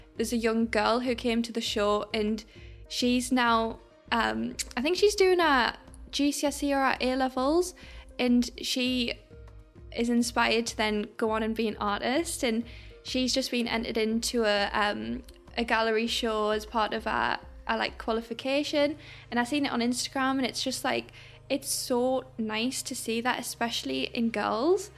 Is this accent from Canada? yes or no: no; Sunderland, North East England, United Kingdom; we're from Sunderland